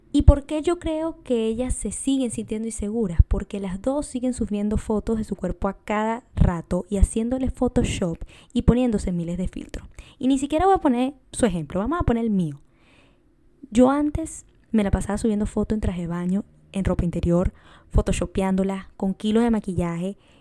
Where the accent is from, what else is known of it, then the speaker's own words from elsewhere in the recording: Venezuela; moved away; yo soy de Venezuela